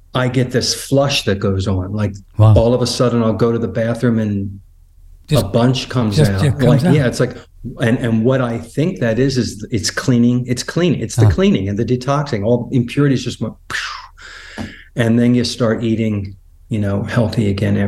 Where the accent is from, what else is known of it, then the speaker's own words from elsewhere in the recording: Philadelphia, Pennsylvania, United States; moved away; I'm from Philadelphia originally